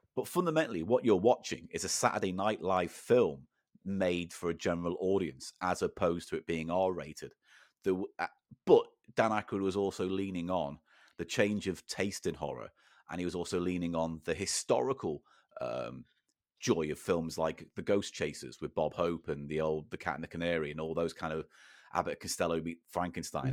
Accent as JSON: {"language": "English", "area": "the Wirral", "region": "North West England", "country": "United Kingdom", "tie": "born or raised there", "said": "where I grew up in the Wirral"}